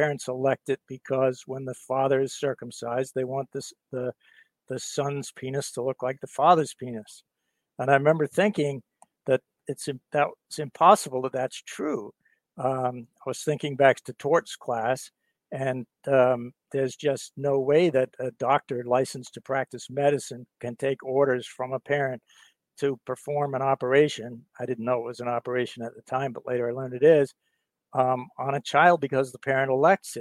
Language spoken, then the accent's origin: English; England, United Kingdom; also born or lived in Virginia, United States; now in Boston, United States; So I was born in England, and I'm a UK US citizen.